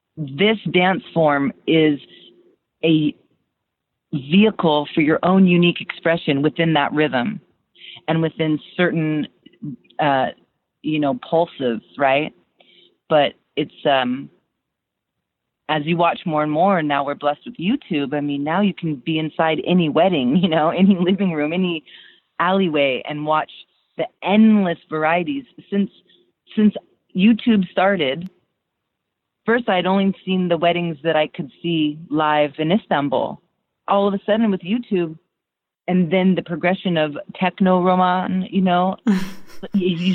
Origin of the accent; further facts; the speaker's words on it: United States; also born or lived in Turkey; I was raised in America